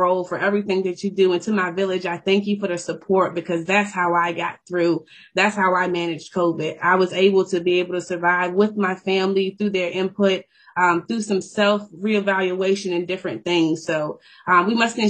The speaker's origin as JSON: {"language": "English", "town": "Richmond", "region": "Virginia", "country": "United States", "tie": "born or raised there", "moved": "as an adult", "lives_now": "Anchorage, United States", "said": "I'm from Richmond, Virginia, born and raised"}